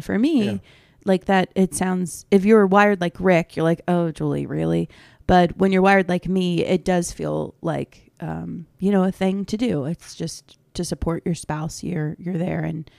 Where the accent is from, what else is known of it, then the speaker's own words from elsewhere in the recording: Maryland, United States; we're from Maryland